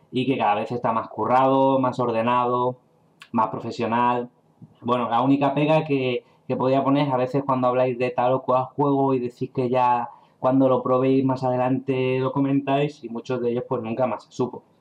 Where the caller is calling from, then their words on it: Gandia, Valencian Community, Spain; Hola Javi y David … de Gandía, Valencia.